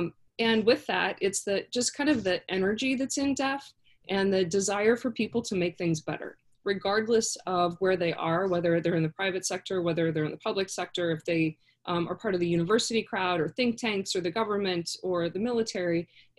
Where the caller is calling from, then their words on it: Florida, United States; So, I'm actually in Florida for the next 5 weeks. I escaped DC.